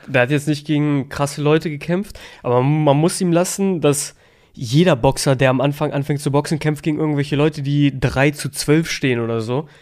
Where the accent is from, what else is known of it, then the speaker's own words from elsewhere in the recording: Germany; also born or lived in Kosovo; ich sehe mich eigentlich auch als Deutscher, ich bin hier aufgewachsen